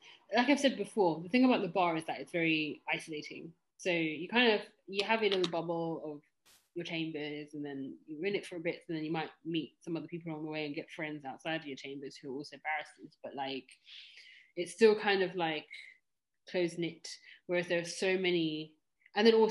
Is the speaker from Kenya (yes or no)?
yes; Kenya; I'm also Kenyan